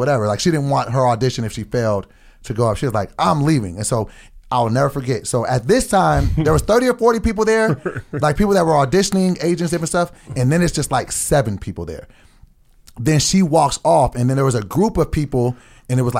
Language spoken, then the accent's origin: English; Sacramento, California, United States; I'm from Sacramento.